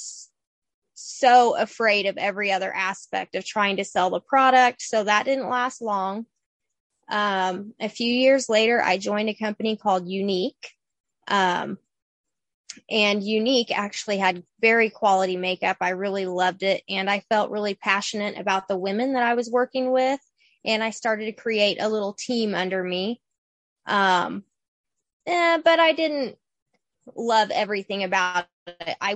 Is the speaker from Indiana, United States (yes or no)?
yes; Bloomington, Indiana, United States; I am from Bloomington. I'm born and raised